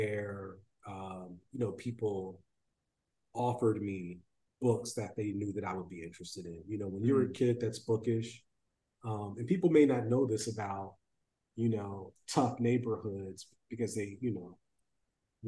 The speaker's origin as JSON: {"language": "English", "region": "Ohio", "country": "United States", "said": "I'm from Ohio"}